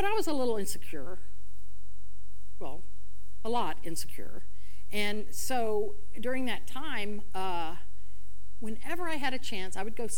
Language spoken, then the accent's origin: English; El Campo, Texas, United States; I grew up in El Campo, Texas, small rice farming community southwest of Houston